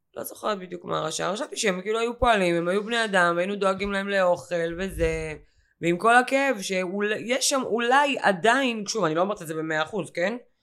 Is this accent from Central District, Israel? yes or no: no; Ashkelon, Southern District, Israel; בתור אשקלונית שחיה את זה שנים על גבי שנים